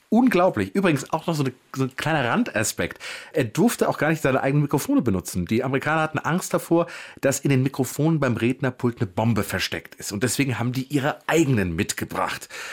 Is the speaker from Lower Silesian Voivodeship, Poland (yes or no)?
yes; Wrocław, Lower Silesian Voivodeship, Poland; now in Berlin, Germany; ich bin aus Breslau